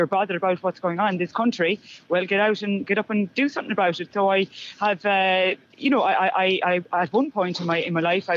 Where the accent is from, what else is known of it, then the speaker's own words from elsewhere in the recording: Ireland; us as Irish citizens